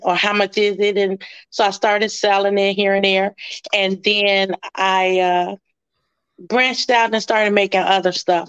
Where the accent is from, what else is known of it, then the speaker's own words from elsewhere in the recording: Chicago, Illinois, United States; I'm from Chicago, Augel Gardens, Block 17.